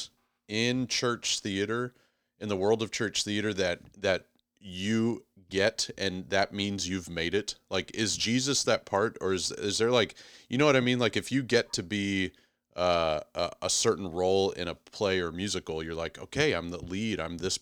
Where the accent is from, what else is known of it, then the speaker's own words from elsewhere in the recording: Houston, Texas, United States; I'm a big city kid that was born and raised in Houston